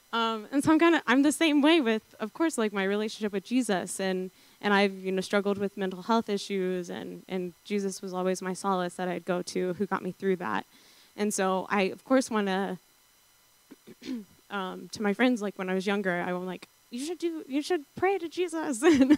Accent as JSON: {"language": "English", "region": "the South", "country": "United States", "tie": "born or raised there", "said": "because I grew up in the South Pentecostal church, chasing those highs at youth group"}